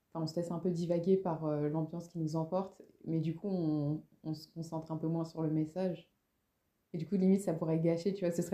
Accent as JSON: {"language": "French", "country": "France", "said": "et puis on est français, on n'aime pas"}